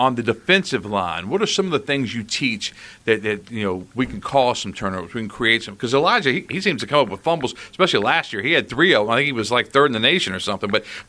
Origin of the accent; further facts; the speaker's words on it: Chesapeake, Virginia, United States; moved away; I was raised in the Tidewater area in Chesapeake